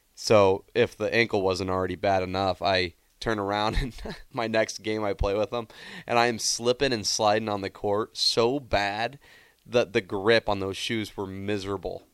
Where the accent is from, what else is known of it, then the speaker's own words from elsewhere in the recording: Nebraska, United States; Growing up in Nebraska